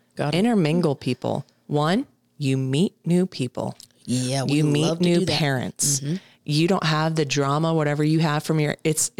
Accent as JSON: {"language": "English", "region": "Texas", "country": "United States", "said": "But again, I came from Texas where our tournaments were huge."}